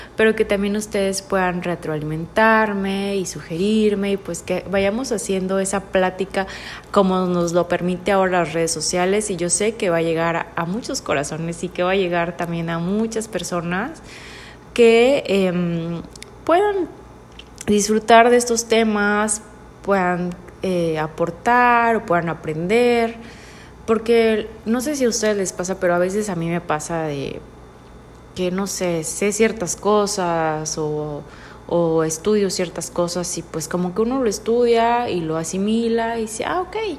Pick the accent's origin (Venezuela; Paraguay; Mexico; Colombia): Mexico; also born or lived in Tuxtla Gutiérrez, Chiapas; soy mexicana